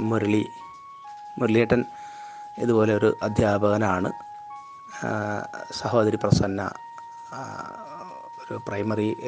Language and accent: Malayalam; Kulathur, Kerala, India; എൻ്റെ നാട്ടുകാരനായ ശ്രീനാരായണൻ അദ്ദേഹത്തെ ഞാൻ അപ്പുവേട്ടൻ എന്നാണ് വിളിക്കുന്നത് ഞങ്ങളൊക്കെ കുളത്തൂർ ജനിച്ചു വളർന്ന ആളുകളാണ്